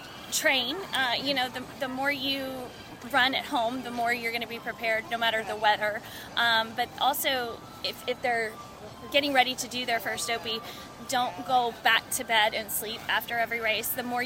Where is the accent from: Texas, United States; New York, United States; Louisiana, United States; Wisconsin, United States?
Texas, United States; I'm from Texas.